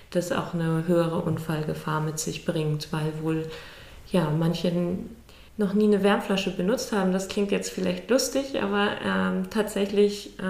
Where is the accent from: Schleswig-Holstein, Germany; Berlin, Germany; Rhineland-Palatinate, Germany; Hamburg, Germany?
Schleswig-Holstein, Germany; ich komme nicht aus Lübeck direkt, ich komme aus einem kleinen Dorf aus der Nähe von Lübeck ähm, bin dann nach dem Abi weggegangen zu, zum Studieren nach Cottbus